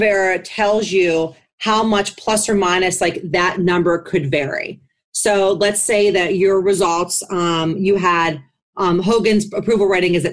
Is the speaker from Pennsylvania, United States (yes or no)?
yes; Western Pennsylvania, United States; now in Maryland, United States; my number is still a Pennsylvania number because I'm from Western Pennsylvania, but my billing address is in Maryland.